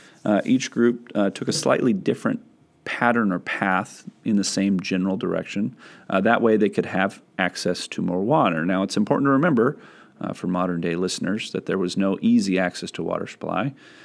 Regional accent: California, United States; as a Californian

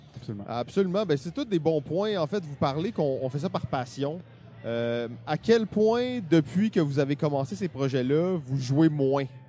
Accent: Quebec, Canada; on est québécois

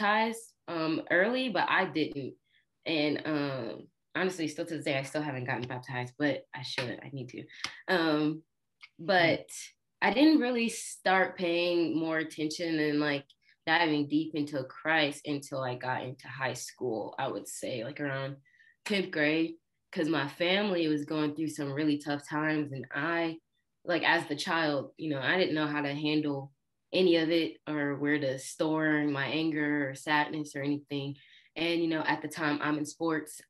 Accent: Georgia, United States; also born or lived in Illinois; I'm originally from Illinois, but we moved from there when I was 5. So I grew up in Georgia.

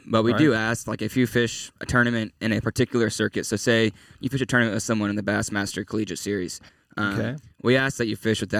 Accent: Houston, Texas, United States; moved away as an adult; now in Arkansas, United States; So I'm actually from Houston, Texas.

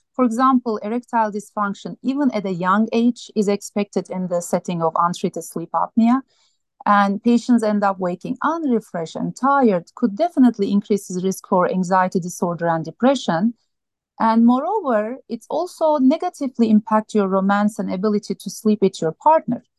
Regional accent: Turkey; moved away as an adult; also born or lived in Minnesota / Iowa / Montana; now in Tucson, United States; I grew up in Turkey, a beautiful country.

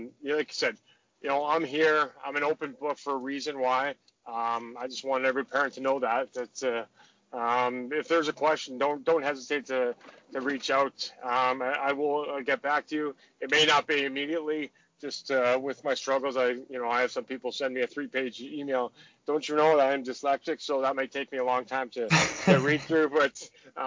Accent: Saskatoon, Saskatchewan, Canada; So I had a lot of my family up there. So to have it so close to, you know, where I was, you know, from

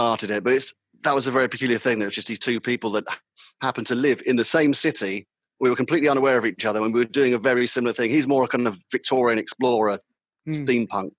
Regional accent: London, United Kingdom; accent: London; It was more of a London accent. It was my original London accent I was using.

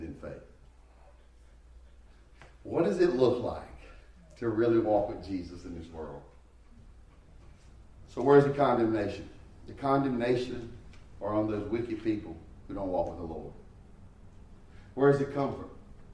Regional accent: United States; I love being an American

